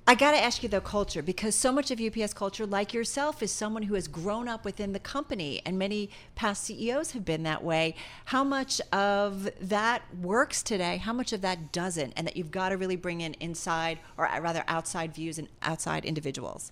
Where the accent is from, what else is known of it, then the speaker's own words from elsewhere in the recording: New Jersey, United States; born and bred in New Jersey.